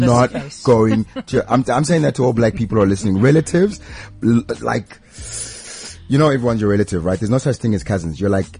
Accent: Pretoria, Gauteng, South Africa; when I grew up in Pretoria

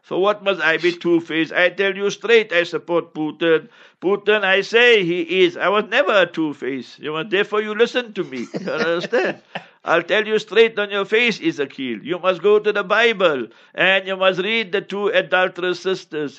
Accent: South Africa; I grew up in African township

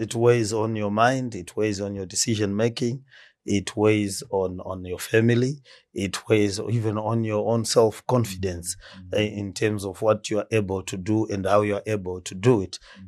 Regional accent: Marondera, Mashonaland East, Zimbabwe; also born or lived in Gweru, Zimbabwe; now in Harare, Zimbabwe; I was born in Marondera.

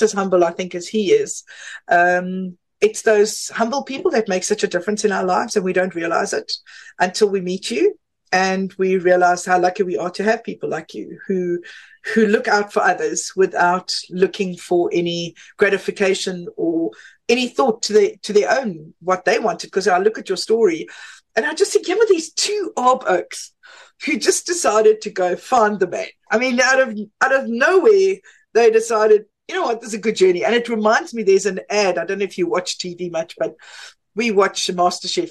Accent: Johannesburg, Gauteng, South Africa; I'm a Joburg chick. I must say, I've never left.

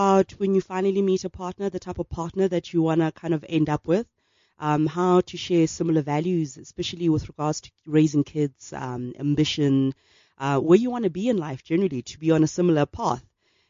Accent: Soweto, Gauteng, South Africa; Okay, so I was sick of school, and we lived in Diepkloof at the time

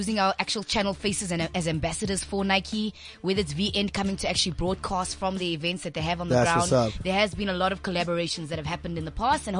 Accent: Cape Town, Western Cape, South Africa; moved away as an adult; now in Johannesburg, South Africa; Born and bred in Cape Town. I'm a Cape Flats girl.

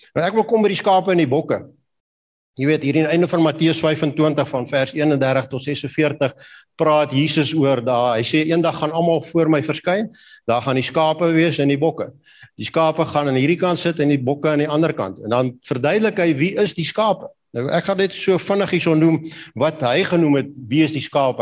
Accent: Kalahari, Northern Cape, South Africa; ek het groot geword in die Kalahari

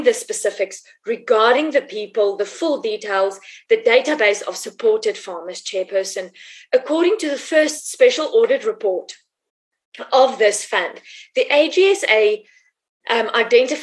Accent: Free State, South Africa; who comes from the Free State, who comes from Mongol, who knows Dubanshu

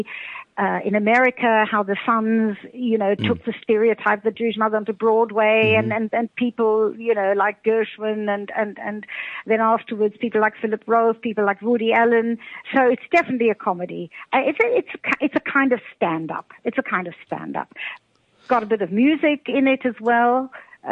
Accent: Cape Town, Western Cape, South Africa; moved away as an adult; now in Austria; I was brought up in Cape Town, actually, brought up in Camps Bay

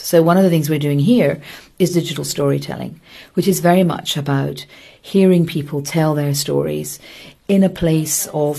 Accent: Glasgow, Scotland, United Kingdom; I'm from Glasgow in Scotland.

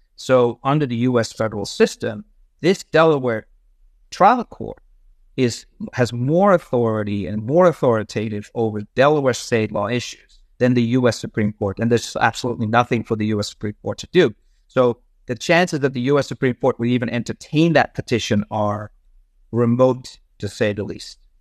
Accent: Netherlands; moved away as an adult; also born or lived in Amsterdam; now in United States; I'm originally from the Netherlands. I grew up there.

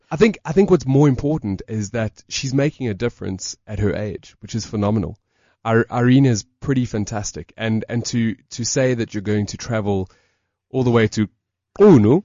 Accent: South Africa; We're from South Africa

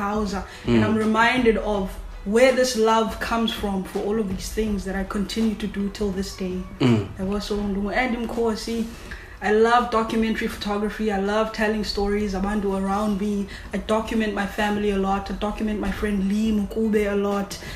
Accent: Cape Town, Western Cape, South Africa; I grew up Kwalanga

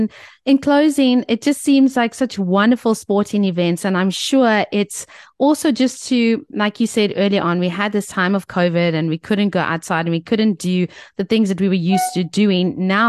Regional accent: Cape Town, Western Cape, South Africa; We're from Cape Town.

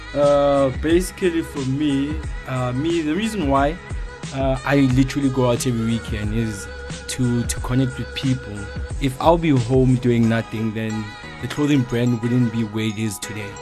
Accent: Soweto, Gauteng, South Africa; I'm from Soweto, 22 year old.

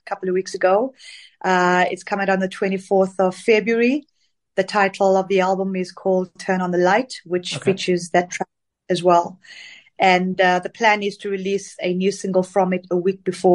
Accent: Zambia; also born or lived in Zimbabwe; now in United Kingdom; I was born in Zambia

